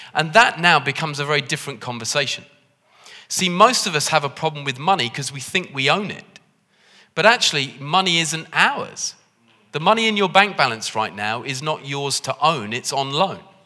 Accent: United Kingdom; we're British

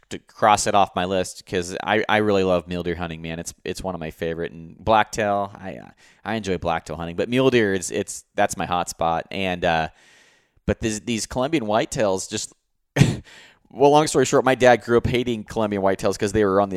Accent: Roseburg, Oregon, United States; I grew up in Roseburg here

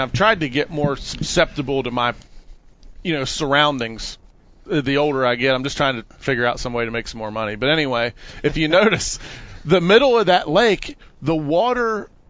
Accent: Western Maryland, United States; moved away as an adult; now in Florida, United States; the lake I grew up on wasn't Lake Okeechobee or anything. I grew up on Deep Creek Lake in Western Maryland.

